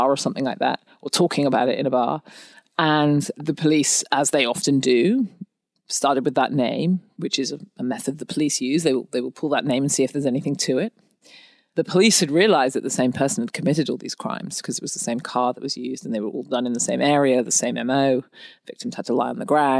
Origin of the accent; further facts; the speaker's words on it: England, United Kingdom; now in New Orleans, United States; I'm from England.